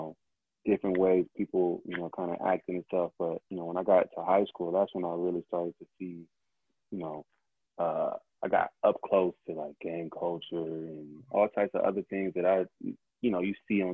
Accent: Moreno Valley, California, United States; Valley is where I grew up. So it's about maybe an hour east down the 60 freeway

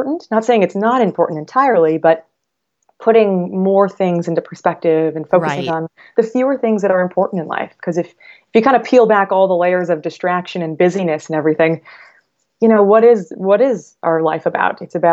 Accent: Midwest, United States; moved away; I'm from the Midwest

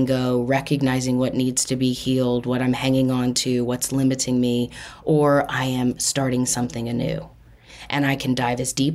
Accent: Austin, Texas, United States; I was born in Austin, Texas on October 8 at 11:45 p.m.

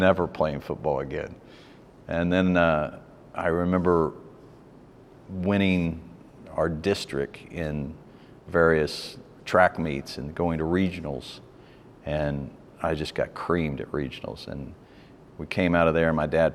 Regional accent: Irving, Texas, United States; also born or lived in St. Louis, Missouri; moved to Texas pretty young, but I grew up in Irving, Texas

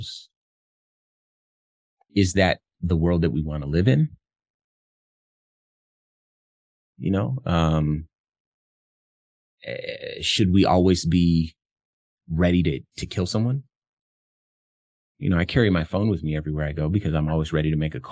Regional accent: Compton, California, United States; moved away; I come from Compton, California, which is where I was born. Very, very tough environment when I lived there in the 80s

